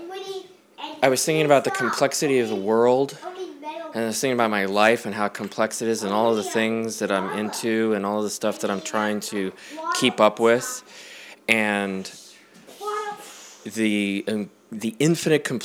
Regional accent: United States; also born or lived in Colorado / Arizona; I'm from Colorado and Arizona.

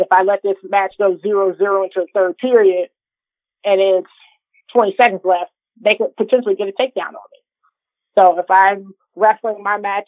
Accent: Illinois, United States; growing up in Illinois

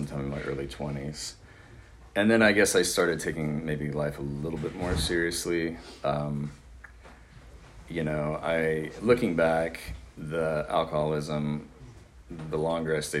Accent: Austin, Texas, United States; moved away as an adult; also born or lived in San Marcos, Texas; I'm from Austin, by the way. And so it was either San Marcos or Austin. I hadn't lived anywhere else at that time

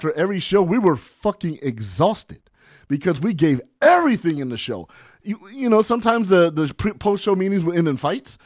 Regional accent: San Bernardino, California, United States; also born or lived in Barstow, California; I grew up in San Bernardino, California

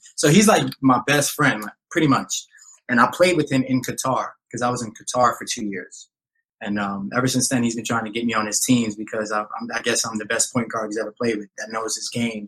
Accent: New York City, New York, United States; I grew up down here in the Lower East Side of Manhattan

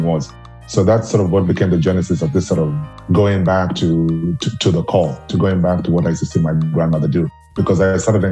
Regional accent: Nairobi, Kenya; moved away; also born or lived in Siaya County; I grew up in Nairobi, but my parents had, I used to say, like 1 foot firmly planted in the village in where they came from, the ancestral home

